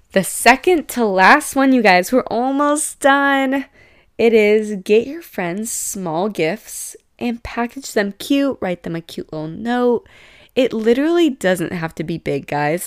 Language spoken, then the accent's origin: English; San Diego, California, United States; I'm from San Diego